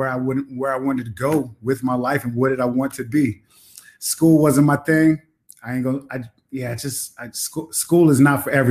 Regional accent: Long Island, New York, United States; moved away as an adult; also born or lived in Killeen, Texas; now in Netherlands; Well, actually, it's funny because I'm from Killeen, Texas. I grew up in Long Island, New York, a military brat.

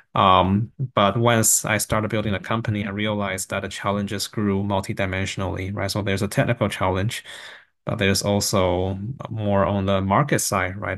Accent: Taiwan; moved away; also born or lived in Vancouver, Canada; I grew up in Taiwan and actually right next to a rice field

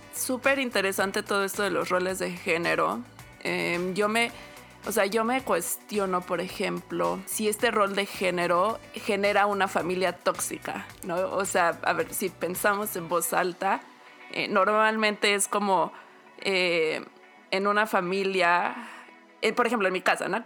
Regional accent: Mexico; moved away; Yo me fui de México con la familia

